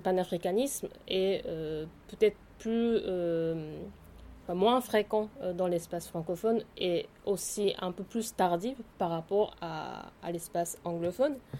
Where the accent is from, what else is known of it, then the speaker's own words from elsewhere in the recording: Japan; French is a second language; moved away as an adult; also born or lived in Tokyo / Paris; je suis née et grandie au Japon